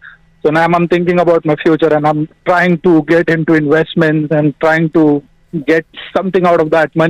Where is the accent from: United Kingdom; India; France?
India; moved away; I'm from India